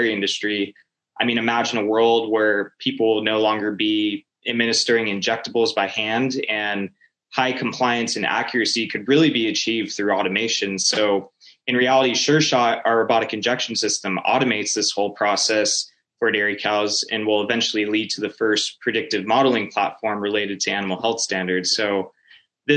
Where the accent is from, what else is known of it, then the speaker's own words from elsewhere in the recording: Norco, California, United States; moved away as an adult; I'm originally from Norco, California, which is a small city in Southern California. And so basically grew up there